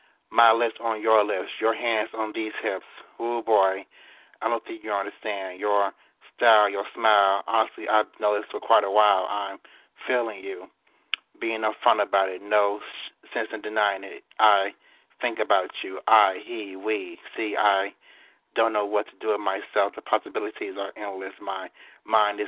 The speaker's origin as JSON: {"language": "English", "town": "Chicago", "region": "Illinois", "country": "United States", "said": "Chicago, Illinois, South Side"}